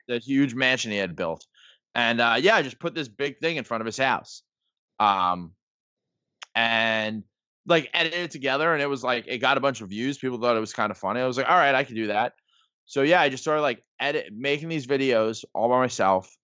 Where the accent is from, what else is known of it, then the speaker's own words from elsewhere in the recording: New York City, New York, United States; I grew up in the Bronx